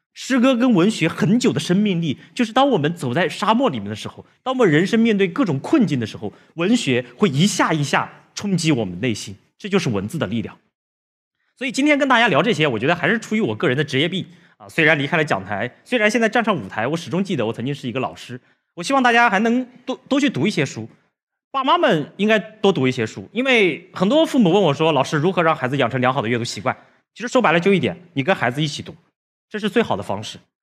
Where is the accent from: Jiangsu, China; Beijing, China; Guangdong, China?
Jiangsu, China; a village in northern; also born or lived in Suzhou; 我从小生活在农村，这就是我生活的小村子，啊，这是我们家门口一个苏北特别普通的小村子